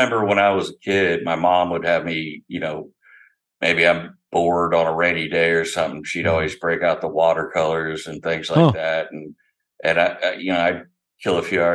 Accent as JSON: {"language": "English", "town": "Opelika", "region": "Alabama", "country": "United States", "tie": "born or raised there", "also_born_or_lived": "Iowa", "moved": "as an adult", "lives_now": "Eugene, United States", "said": "I grew up in Alabama. I was born in Iowa, but I grew up, spent my life from the years 5 until I was 27 when I joined the military in Alabama"}